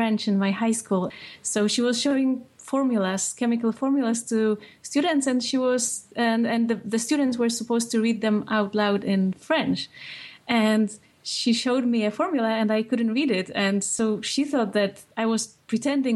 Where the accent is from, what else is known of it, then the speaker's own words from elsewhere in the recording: Poland; moved away as an adult; now in United States; when I was growing up in Poland